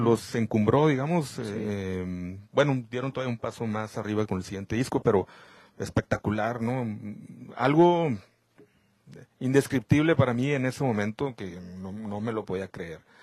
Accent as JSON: {"language": "Spanish", "town": "Camargo", "region": "Chihuahua", "country": "Mexico", "tie": "born or raised there", "moved": "yes", "lives_now": "Monterrey, Mexico", "said": "yo soy originario de Camargo, Chihuahua, donde pues desde muy pequeño, desde niño, estuve en contacto con las cuestiones periodísticas"}